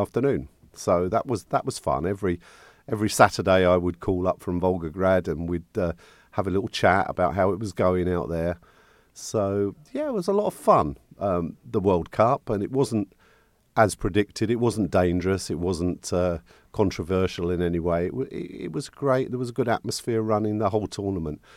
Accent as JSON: {"language": "English", "town": "St Albans", "region": "East of England", "country": "United Kingdom", "tie": "born or raised there", "moved": "yes", "said": "my hometown, Saint Albans."}